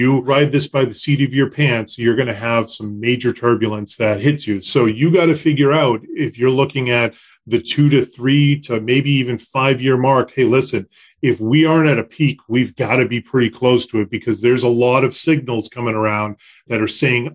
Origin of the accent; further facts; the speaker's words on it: Concord, Massachusetts, United States; I grew up in Concord